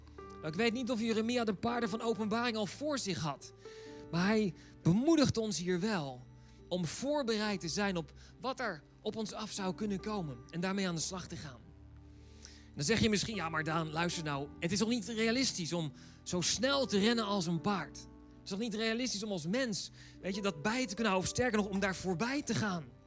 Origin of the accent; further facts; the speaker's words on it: Netherlands; wij als Nederlanders